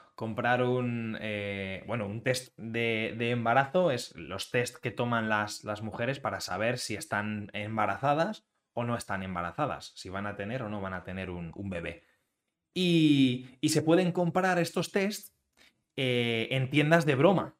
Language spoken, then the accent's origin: Spanish; Spain